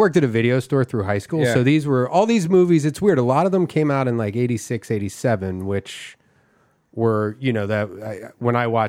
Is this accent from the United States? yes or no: yes; Philadelphia, Pennsylvania, United States; I grew up in Philadelphia